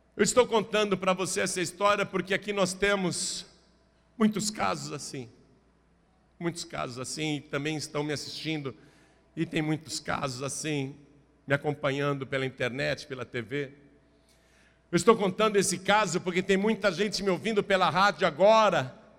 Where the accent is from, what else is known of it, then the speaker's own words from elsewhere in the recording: Brazil; eu sou brasileiro